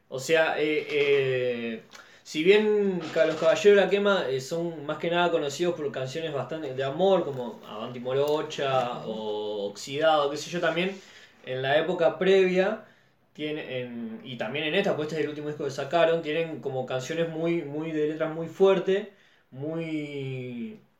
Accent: Argentina; Digamos, de todo lo que uno critica siendo argentino, de lo que es el, el estándar social, digamos.

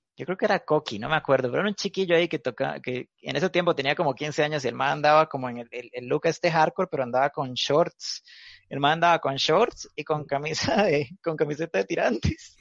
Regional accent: Cañas, Guanacaste, Costa Rica; now in Alajuela, Costa Rica; yo soy de Cañas, de Guana, pero ya tengo como unos cinco años. Bueno, es que mi familia es como de Alajuela y a mí como que me fueron a criar al campo

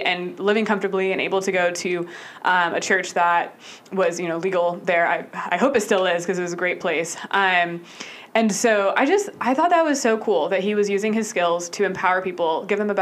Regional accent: Austin, Texas, United States; moved away as an adult; now in Atlanta, United States; I moved to Atlanta from my hometown of Austin 4 years ago

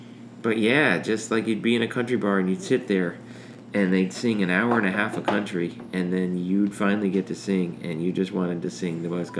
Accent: South Carolina, United States; now in Albany, United States; so I live in Albany, Georgia, and so I come from South Carolina where we're hanging out with Ed Miller.

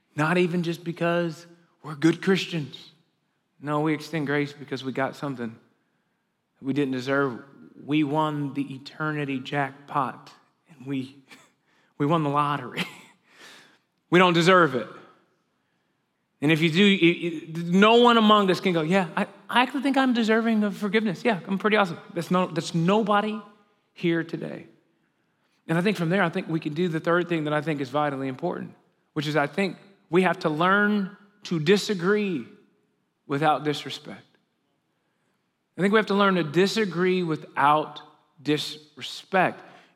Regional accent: Chicago, Illinois, United States; I'm 37 years old. I grew up in Chicago.

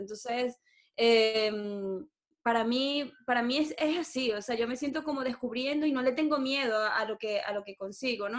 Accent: Maracaibo, Zulia, Venezuela; moved away as an adult; Nací en Maracaibo, viví 26 años de mi vida en Maracaibo y llevo ya 8 fuera de Venezuela.

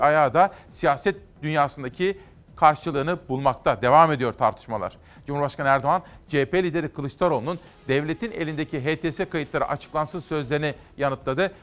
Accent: Aegean Region, Turkey; bir Egeli olarak, aslında bir Anadolulu olarak.

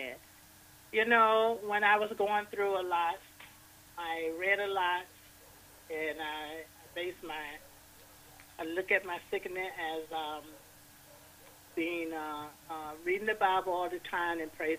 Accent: DeKalb, Mississippi, United States; now in Covington, United States; I'm originally from DeKalb, Mississippi, and I live in Covington, Georgia

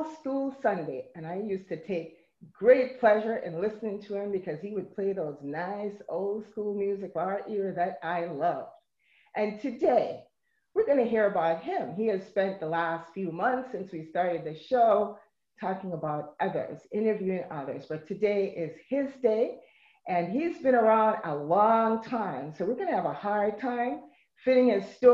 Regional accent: Jamaica; now in United States; I'm originally from Jamaica. And when I arrived here

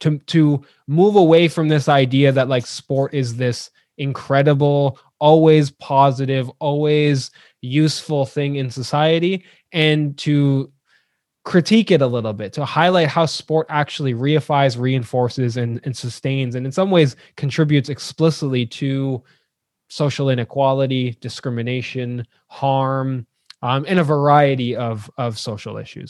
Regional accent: Ajax, Ontario, Canada; now in London, Ontario, Canada; I was born in Ajax, Ontario, which is the other side of Toronto

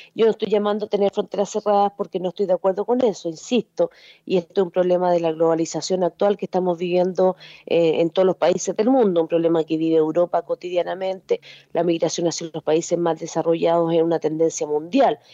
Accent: Chile; also born or lived in Spain; estudié en la Universidad de Chile, después me hice mi doctorado con beca fuera de Chile

